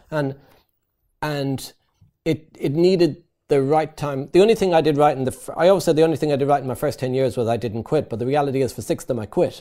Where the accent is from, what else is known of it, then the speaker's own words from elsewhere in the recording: Ireland; moved away as an adult; also born or lived in East London; I'm Irish. In Ireland, we build houses.